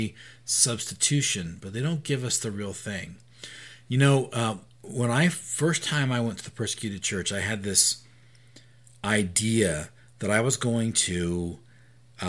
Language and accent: English; United States; as an American Christian